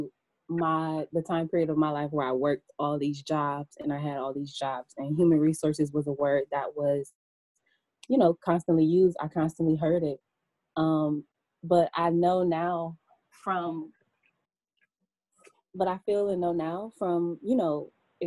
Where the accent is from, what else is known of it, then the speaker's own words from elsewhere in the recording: Cleveland, Ohio, United States; moved away as an adult; now in Maryland, United States; I'm from Cleveland. About 4 years ago, I moved to Maryland